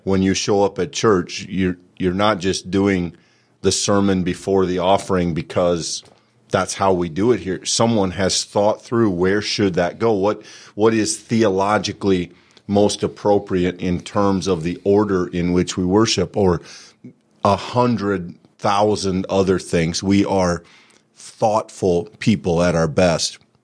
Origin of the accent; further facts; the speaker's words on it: Bronson, Iowa, United States; the small Presbyterian church I grew up in, in Bronson, Iowa